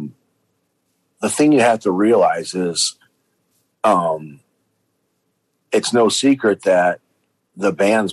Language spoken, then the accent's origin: English; Cleveland, Ohio, United States; moved away as an adult; also born or lived in Gainesville, Florida; now in Florida, United States; I'm from Ohio originally, in Cleveland